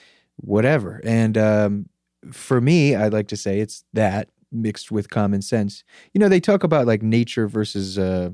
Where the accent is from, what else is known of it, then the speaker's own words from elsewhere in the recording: Gaithersburg, Maryland, United States; Gaithersburg, Maryland, which is a kind of like a suburb of Washington, D.C.